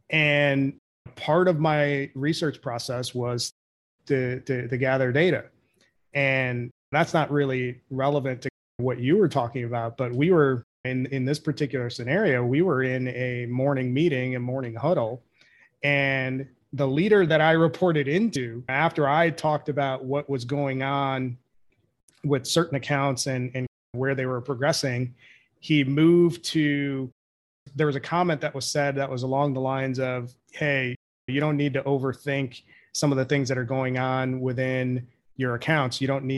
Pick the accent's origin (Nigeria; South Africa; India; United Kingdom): India; now in United States; I'm a first generation immigrant. I'm from India. So I came in that assimilation culture.